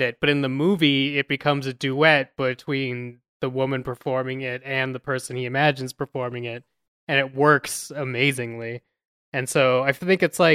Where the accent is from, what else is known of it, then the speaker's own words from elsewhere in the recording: Colorado, United States; growing up, as we all were, but was in Colorado